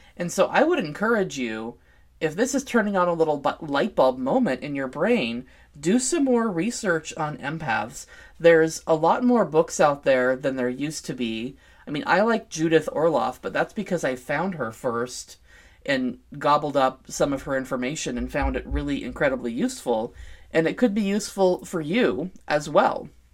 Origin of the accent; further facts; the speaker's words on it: Vancouver, Washington, United States; here in my hometown, Vancouver, Washington